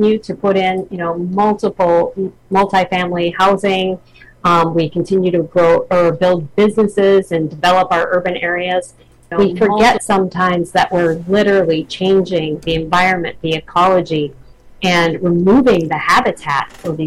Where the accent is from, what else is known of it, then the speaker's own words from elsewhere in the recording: Minnesota, United States; I grew up in Minnesota